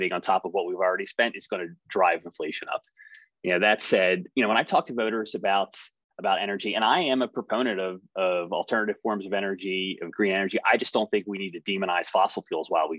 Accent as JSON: {"language": "English", "area": "Montgomery County", "region": "Pennsylvania", "country": "United States", "tie": "born or raised there", "said": "the high school that I went to growing up in Montgomery County"}